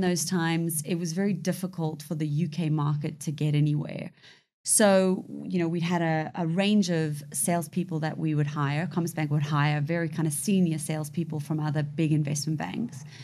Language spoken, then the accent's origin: English; South Africa; now in United Kingdom; I was born in South Africa to a British mother, Zambian father. Came over to the U K in nineteen ninety-nine.